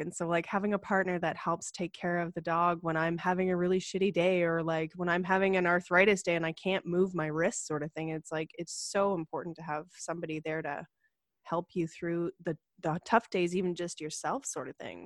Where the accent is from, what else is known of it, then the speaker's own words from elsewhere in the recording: Ottawa, Ontario, Canada; moved away as an adult; also born or lived in Calgary; I grew up in Ottawa. And uh like they have about a million people there and I grew up in a suburb there